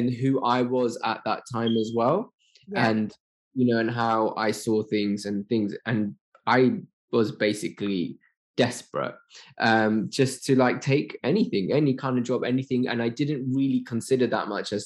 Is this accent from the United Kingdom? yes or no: yes; London, United Kingdom